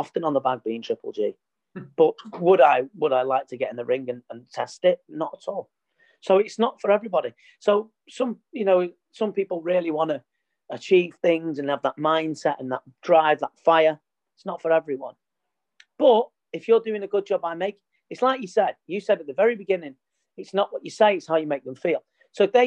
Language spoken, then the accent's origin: English; Trafford, North West England, United Kingdom; I was born in Trafford